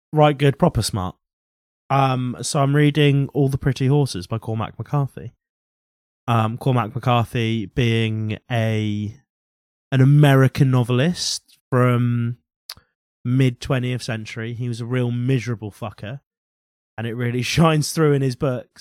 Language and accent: English; United Kingdom; I grew up working class in Britain